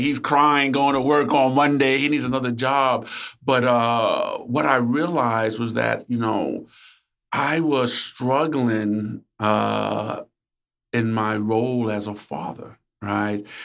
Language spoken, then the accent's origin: English; New York City, New York, United States; also born or lived in Upper West Side, New York; when I moved from Harlem